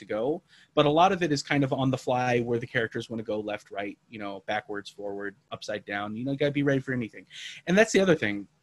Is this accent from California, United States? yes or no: no; Hawaii, United States; now in Austin, United States; I'm from Hawaii